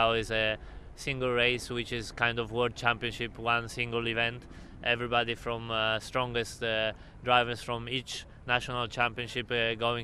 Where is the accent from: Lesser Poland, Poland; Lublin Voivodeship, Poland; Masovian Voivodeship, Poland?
Lesser Poland, Poland; Krakow; center of the town where I was born in Krakow